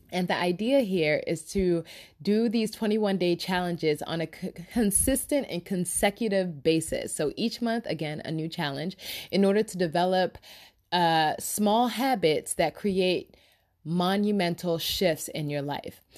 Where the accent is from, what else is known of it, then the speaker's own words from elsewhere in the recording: Nigeria; I am Nigerian